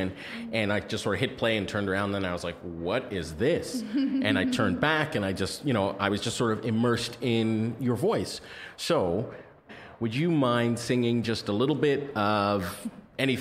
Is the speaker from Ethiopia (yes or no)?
yes; Ethiopia; I was born in Ethiopia